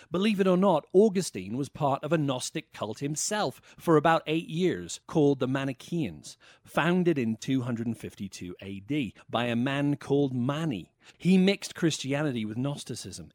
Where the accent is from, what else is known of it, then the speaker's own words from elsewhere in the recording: Wales, United Kingdom; I was raised in the Anglican Church of Wales